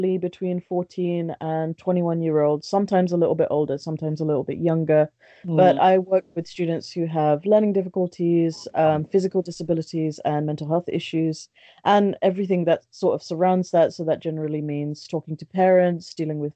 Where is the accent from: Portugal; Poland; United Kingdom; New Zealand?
United Kingdom; London; also born or lived in Bangladesh; I was born in Bangladesh. I was raised here. I've lived in London for most of my life